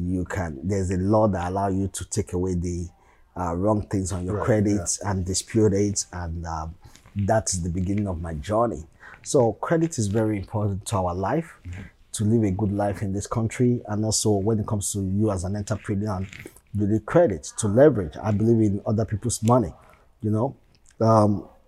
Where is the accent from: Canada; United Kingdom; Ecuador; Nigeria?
Nigeria; moved away as an adult; now in United States; I'm from Nigeria originally.